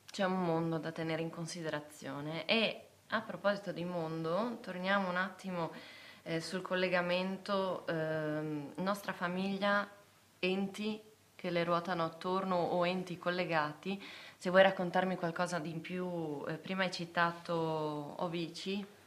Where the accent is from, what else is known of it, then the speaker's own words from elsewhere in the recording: Basiliano, Friuli-Venezia Giulia, Italy; sono originaria di Basiliano